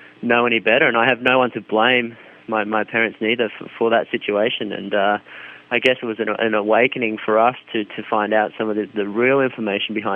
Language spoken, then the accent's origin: English; Australia; growing up in Australia